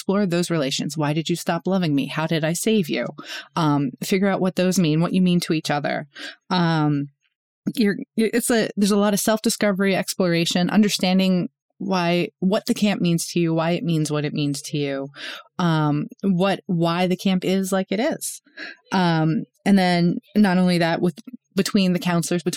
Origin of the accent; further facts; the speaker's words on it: Northeast, United States; I grew up in Northeast, like in the Northeast